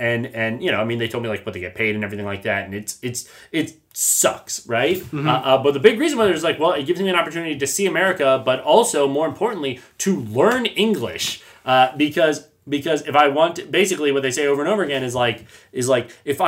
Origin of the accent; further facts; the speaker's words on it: United States; as an American